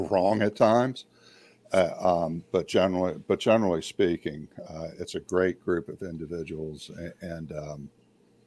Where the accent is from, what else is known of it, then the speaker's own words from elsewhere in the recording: Maryland and Delaware area, United States; I grew up in Maryland and Delaware area